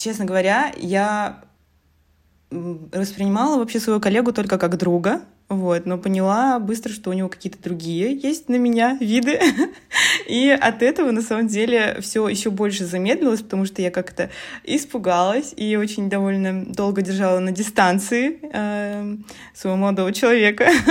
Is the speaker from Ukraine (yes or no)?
no; Russia; moved away as an adult; now in Poland; я вообще из России, но вот три года, а, как уже переехала в Польшу